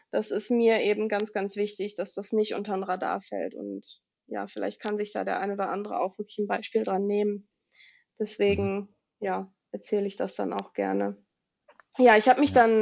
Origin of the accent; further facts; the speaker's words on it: Willich, North Rhine-Westphalia, Germany; ich komme aus NRW, ich wohne in der Nähe von Düsseldorf in einem kleinen Städtchen namens Willig.